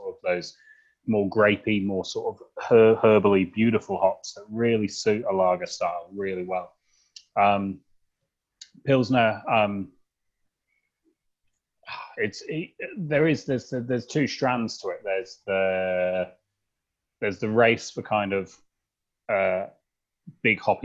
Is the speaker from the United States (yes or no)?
no; England, United Kingdom; moved away as an adult; also born or lived in New Zealand / Wellington / Melbourne; now in Warrandyte, Australia; I'm English